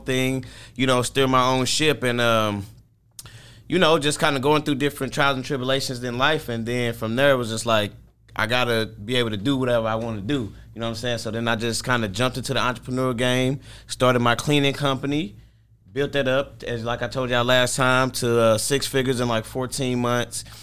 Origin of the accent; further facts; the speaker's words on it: St. Louis, Missouri, United States; I'm from Saint Louis, Missouri